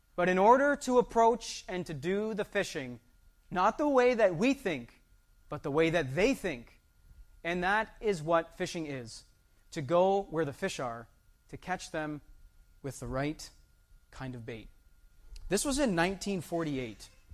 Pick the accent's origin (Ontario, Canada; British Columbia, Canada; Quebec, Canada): Ontario, Canada; Windsor; Myself, I was born in Windsor. My children, they were born in Windsor, Ontario, Canada